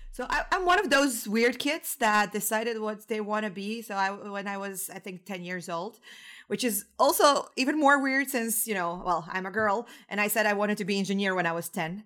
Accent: Zagreb, City of Zagreb, Croatia; moved away as an adult; also born or lived in Barcelona, Spain / Portugal; now in Munich, Germany; I was born and raised in Zagreb, Croatia

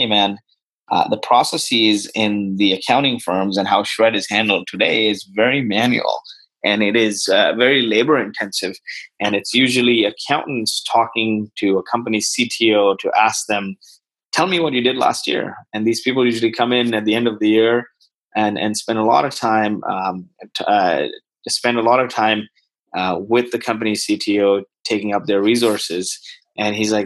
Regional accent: Toronto, Ontario, Canada; moved away as an adult; now in San Francisco, United States; Although I live in San Francisco, I grew up in the Greater Toronto area.

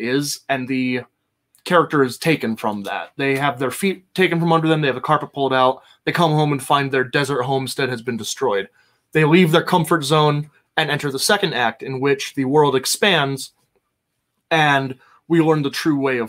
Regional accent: Ohio, United States; growing up in Ohio, we had a quarry outside of town that kids would go swim in.

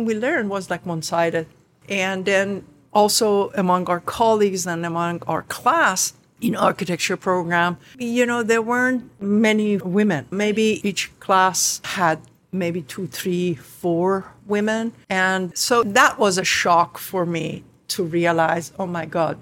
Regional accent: Khuzestan, Iran; English is a second language; moved away as an adult; now in New York, United States; Both my sister and myself were born in the southern part of Iran, Ostan Khuzestan, the province of Khuzestan

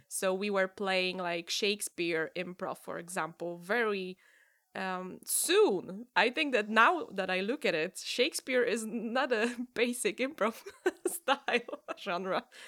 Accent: Gdynia, Pomeranian Voivodeship, Poland; English is a second language; also born or lived in Gdańsk; I'm from Gdynia

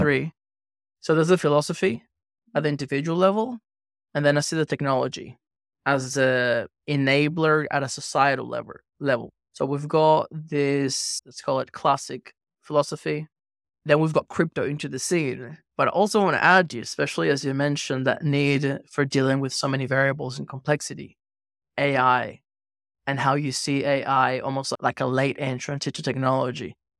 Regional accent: Venezuela; moved away; also born or lived in Australia; I grew up in Venezuela, and I studied law in Australia

